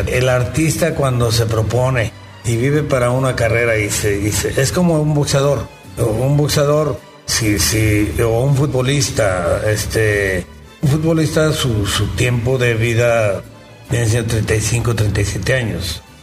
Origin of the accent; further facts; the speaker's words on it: Mexico; yo soy mexicano